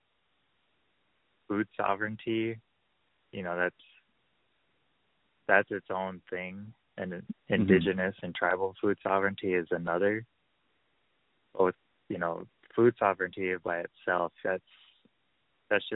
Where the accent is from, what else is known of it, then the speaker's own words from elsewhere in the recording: Parmelee, South Dakota, United States; I'm from Parmalee